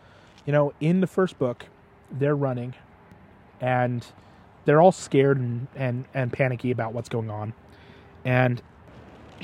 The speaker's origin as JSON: {"language": "English", "country": "United States", "said": "as an American"}